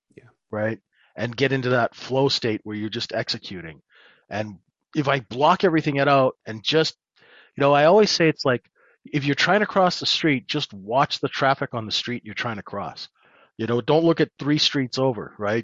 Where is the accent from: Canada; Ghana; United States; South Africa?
Canada; accent: North American; moved away as an adult; now in London, United Kingdom